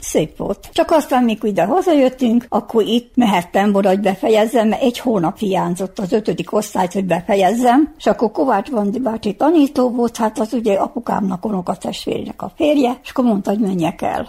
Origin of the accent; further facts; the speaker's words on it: Titel, Vojvodina, Serbia; now in Mözs, Hungary; akkor hát én már ott nevelettem. Én már akkor ott mentem iskolába, úgyhogy én magyar magyarul tanultam mindent